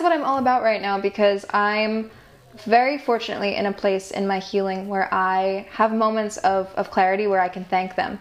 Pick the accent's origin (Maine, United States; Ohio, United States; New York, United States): New York, United States; Cooperstown; moved away as an adult; also born or lived in Brooklyn, New York; I grew up in upstate New York